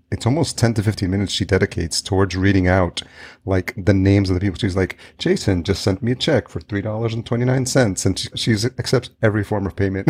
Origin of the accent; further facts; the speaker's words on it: New York, United States; also born or lived in El Salvador; now in Minneapolis, United States; I grew up in New York, so I have somewhat of thick skin, but to the point where I, like, don't say hi to people on the street here in Minneapolis